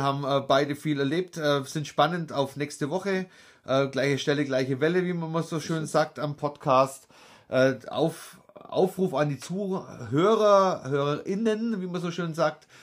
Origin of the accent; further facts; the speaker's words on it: Nördlingen, Bavaria, Germany; Dann sage ich immer Nördlingen